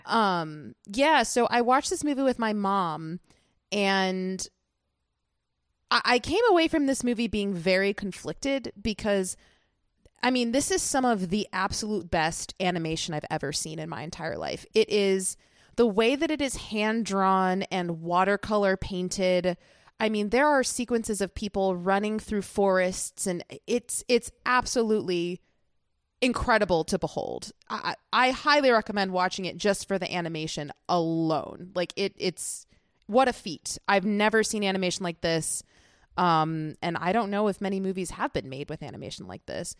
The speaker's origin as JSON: {"language": "English", "country": "United States", "said": "as an American"}